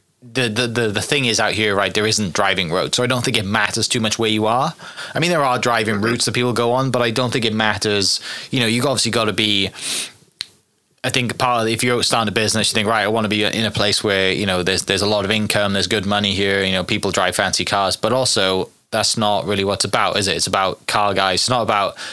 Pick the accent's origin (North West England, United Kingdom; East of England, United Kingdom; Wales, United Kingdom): Wales, United Kingdom; now in United States; we're from Wales. We grew up watching WRC